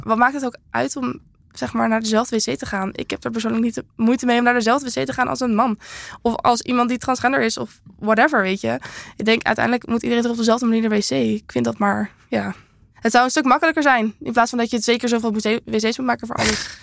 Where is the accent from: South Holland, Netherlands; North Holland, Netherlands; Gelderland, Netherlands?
North Holland, Netherlands; Castricum; born or raised there; moved away